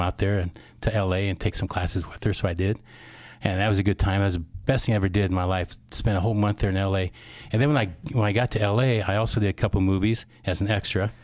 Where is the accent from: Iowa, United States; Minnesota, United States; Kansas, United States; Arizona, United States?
Iowa, United States; Whittier; also born or lived in Cedar Rapids, Iowa; now in Forest City, United States; I was actually born here in Cedar Rapids. Then I moved to Whittier, about six years old, and went to Springville High School in grade school